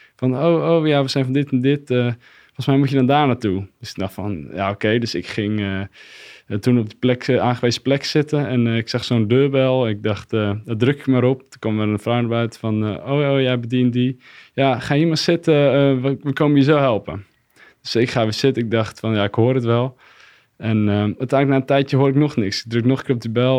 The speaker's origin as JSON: {"language": "Dutch", "town": "Katlijk", "region": "Friesland", "country": "Netherlands", "said": "Ik kom uit Katlijk. Dat is een klein dorpje in de buurt van uh, Heerenveen"}